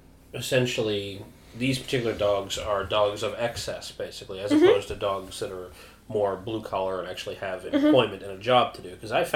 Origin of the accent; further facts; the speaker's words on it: United States; We are Americans